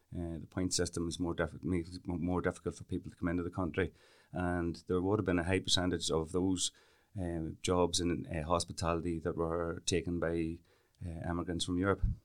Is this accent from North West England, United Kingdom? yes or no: no; Camlough, Northern Ireland, United Kingdom; we're both from Kamla. That's where we were born and reared